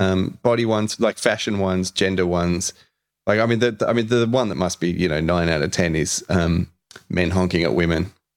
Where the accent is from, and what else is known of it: Australia; also born or lived in Brunswick, Melbourne